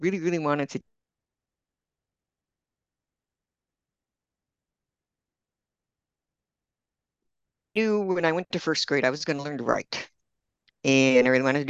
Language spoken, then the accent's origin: English; Milwaukee, Wisconsin, United States; moved away as an adult; also born or lived in Austin, Texas; now in Spain; I grew up in Milwaukee, and I grew up in a blue collar family in a blue collar neighborhood